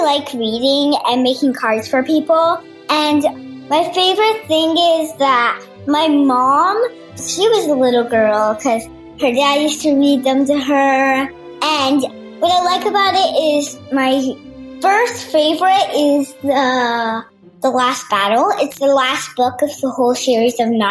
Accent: Miami, Florida, United States; I'm from Miami, Florida

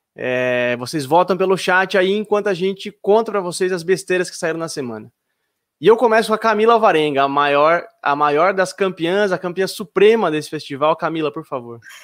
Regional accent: Jundiaí, São Paulo, Brazil; quando eu era criança pequena lá em Jundiaí

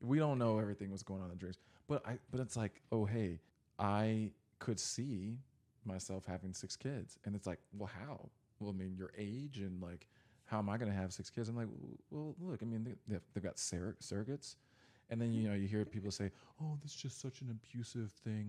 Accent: Texas, United States; I grew up in Texas

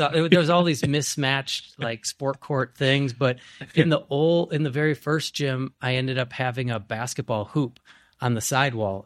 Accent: Grafton, Wisconsin, United States; from Grafton, I'm from Osaukee County, and there was nothing.

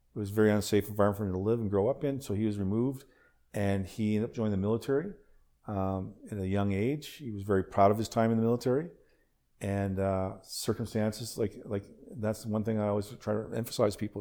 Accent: Nova Scotia, Canada; I was born in yeah. Nova Scotia

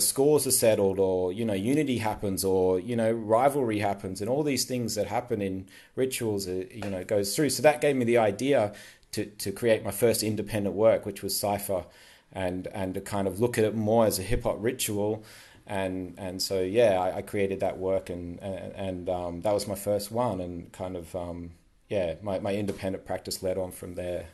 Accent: Queensland, Australia; now in Sydney, Australia; I'm from Queensland

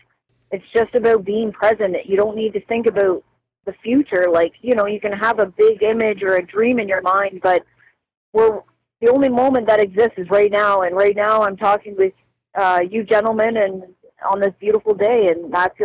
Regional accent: Cobourg, Ontario, Canada; Coburg, Roseneath area.

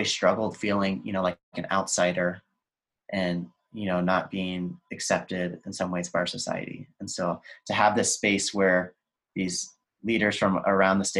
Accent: between San Antonio and Austin, Texas, United States; I grew up in Texas, right between San Antonio and Austin.

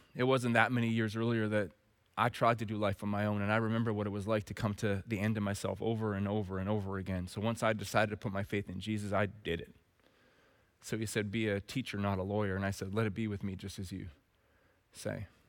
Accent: Red Deer, Alberta, Canada; growing up in Red Deer, Alberta

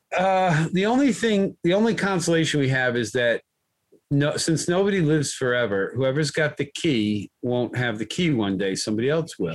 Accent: United States; I grew up in America

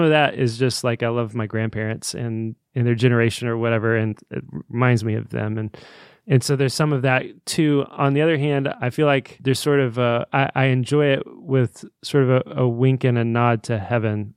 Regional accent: Indiana, United States; the city that we grew up in.

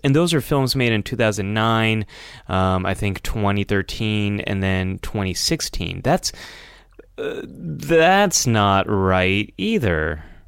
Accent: United States; growing up in America is, um, always feeling a little bit different

